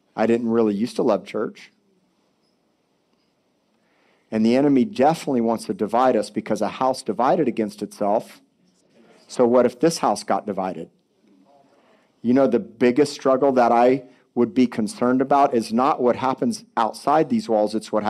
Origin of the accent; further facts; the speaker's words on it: Miami Beach, Florida, United States; I was born in Cedars of Lebanon Hospital in Miami Beach, 1970